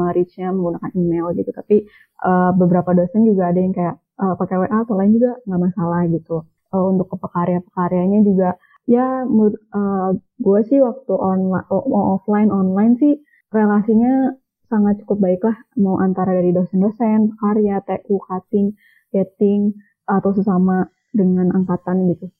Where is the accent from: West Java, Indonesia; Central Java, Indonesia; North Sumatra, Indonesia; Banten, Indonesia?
West Java, Indonesia; Cimahi; Cimahi sebenarnya kota Cimahi